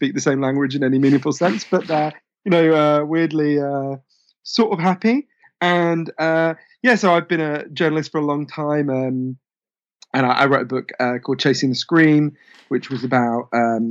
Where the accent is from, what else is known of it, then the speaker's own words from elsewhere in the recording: United Kingdom; being obviously British